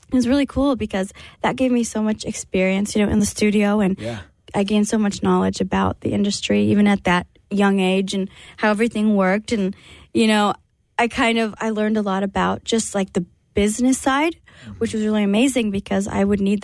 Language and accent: English; San Antonio, Texas, United States; But I grew up in San Antonio with my family. You know, most of my family was there.